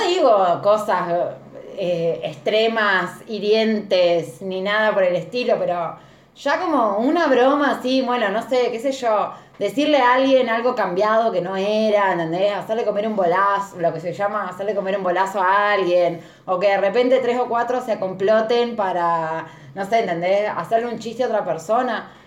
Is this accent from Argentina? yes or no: yes; Argentina; ser argentina